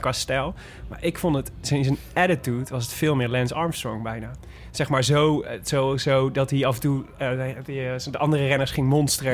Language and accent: Dutch; North Brabant, Netherlands; ik kom uit Brabant, dus dat is natuurlijk vlakbij Vlaanderen